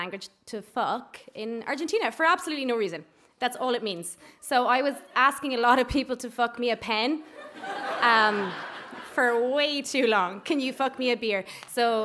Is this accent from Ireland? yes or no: yes; Ireland; also born or lived in Spain; we're from Ireland